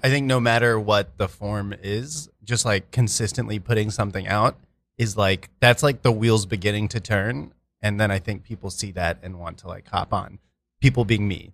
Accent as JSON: {"language": "English", "town": "Edmond", "region": "Oklahoma", "country": "United States", "moved": "yes", "lives_now": "New York City, United States"}